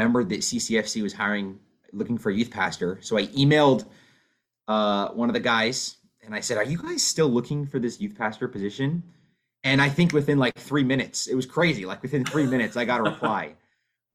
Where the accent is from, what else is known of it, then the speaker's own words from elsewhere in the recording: West Coast, United States; moved away as an adult; also born or lived in Chicago, Illinois; now in Wilmette, United States; I am originally from the West Coast